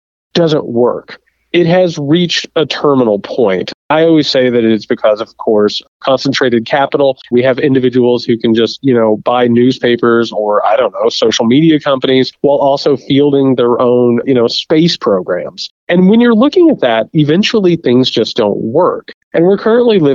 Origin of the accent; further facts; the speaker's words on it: Indiana, United States; Indiana, my home state